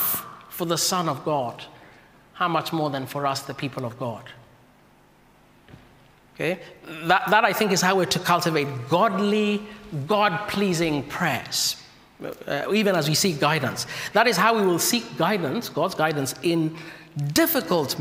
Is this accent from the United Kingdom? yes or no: no; Kenya; moved away; my home country, from Kenya.